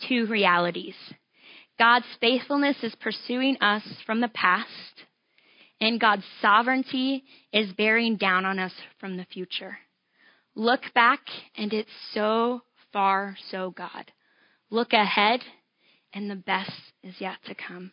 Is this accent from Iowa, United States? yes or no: yes; Iowa, United States; I grew up in Iowa, right along the Mississippi.